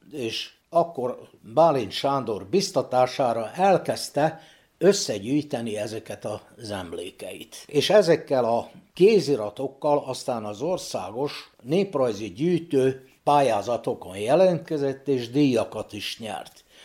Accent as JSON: {"language": "Hungarian", "town": "Bačka Topola", "region": "Vojvodina", "country": "Serbia", "tie": "born or raised there", "said": "Ebben a házban születtem 1944. januárjában"}